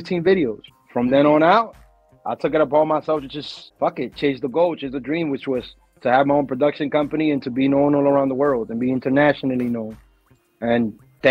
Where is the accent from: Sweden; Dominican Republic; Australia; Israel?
Dominican Republic; now in New York, United States; I'm Dominican from Dominican Republic.